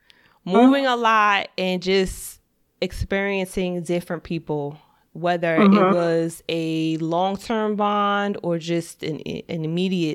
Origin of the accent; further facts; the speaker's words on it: New Jersey, United States; I'm from New Jersey, I'm born and raised